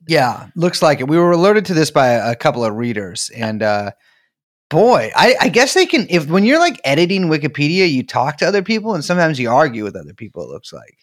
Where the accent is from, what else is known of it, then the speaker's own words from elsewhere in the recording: San Francisco, California, United States; I'm from San Francisco